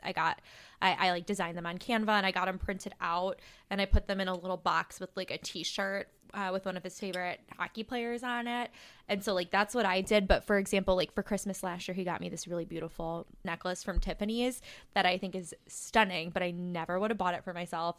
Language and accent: English; Plainfield, Illinois, United States; I'm from Plainfield